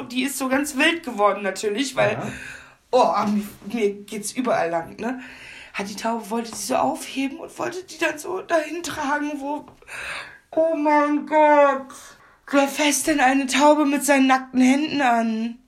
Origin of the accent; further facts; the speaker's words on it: Hamburg, Germany; ich komme ja aus Hamburg